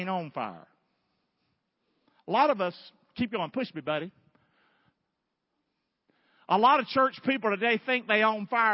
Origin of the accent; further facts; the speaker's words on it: Rockingham, North Carolina, United States; now in Southwest Florida, United States; I'm from Rockingham, North Carolina.